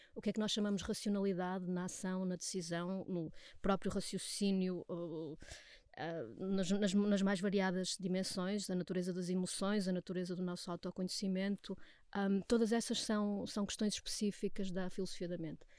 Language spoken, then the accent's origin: Portuguese; Portugal; nós somos portugueses e nós queremos trabalhar em português